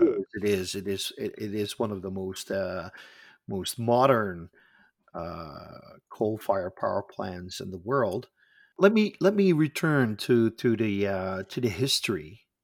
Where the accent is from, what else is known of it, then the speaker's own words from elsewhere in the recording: Netherlands; I am from the Netherlands